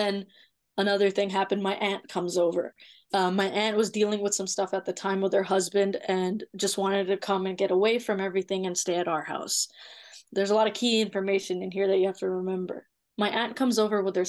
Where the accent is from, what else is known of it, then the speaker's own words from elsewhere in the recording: Toronto, Ontario, Canada; also born or lived in Mississauga; I'm born and raised in Toronto